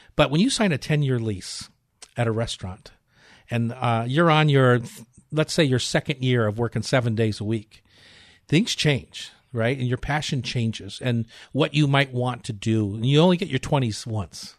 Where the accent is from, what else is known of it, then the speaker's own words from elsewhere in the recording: Newark, Delaware, United States; moved away as an adult; also born or lived in Cleveland, Ohio; now in Seattle, United States; I was born in Cleveland, raised in Newark, Delaware, and left when I was, uh, just turning nineteen, eighteen